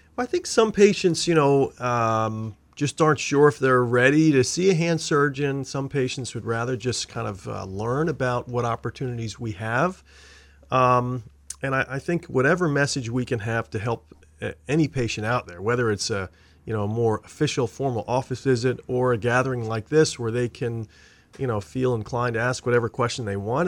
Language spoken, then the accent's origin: English; Pennsylvania, United States; now in Maine, United States; I grew up in Pennsylvania, so I'm a big, uh, Philadelphia sports fan